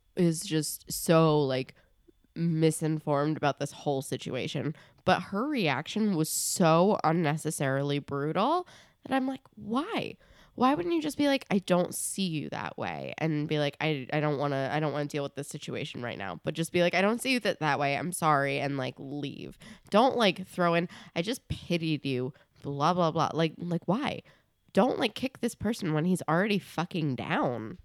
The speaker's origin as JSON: {"language": "English", "region": "New Jersey", "country": "United States", "said": "we're from New Jersey."}